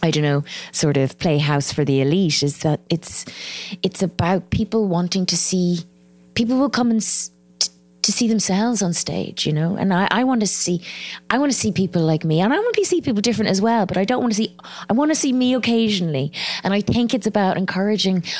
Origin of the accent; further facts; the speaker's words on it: Ireland; accent: Irish; also born or lived in Addis Ababa, Ethiopia; my accent, you know, the Irish accent